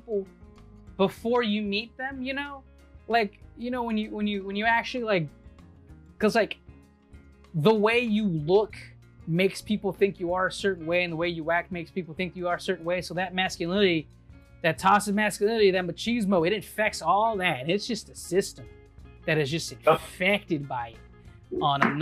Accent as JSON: {"language": "English", "region": "Texas", "country": "United States", "tie": "born or raised there", "said": "I grew up in Texas and like I grew up as a kid here"}